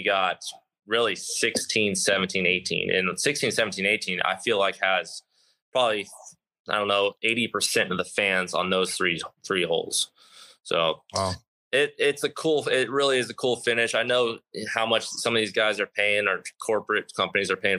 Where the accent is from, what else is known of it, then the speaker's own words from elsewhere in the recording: Texas, United States; I grew up on it in Texas. I grew up with water all over the golf course in Texas.